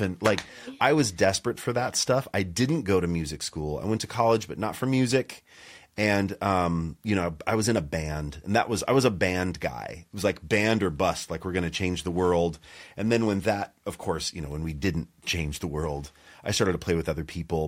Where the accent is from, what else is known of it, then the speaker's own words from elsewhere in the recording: Montana, United States; I grew up in Montana